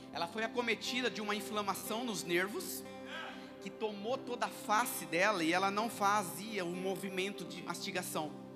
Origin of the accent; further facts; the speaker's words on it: interior of São Paulo, Brazil; accent: caipira (interior paulista); eu sou do interior de São Paulo